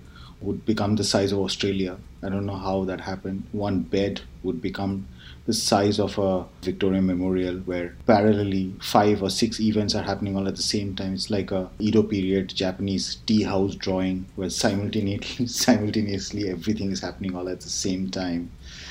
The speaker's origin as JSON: {"language": "English", "town": "Kolkata", "region": "West Bengal", "country": "India", "tie": "born or raised there", "said": "just like one long, uneventful childhood of in a very exciting city."}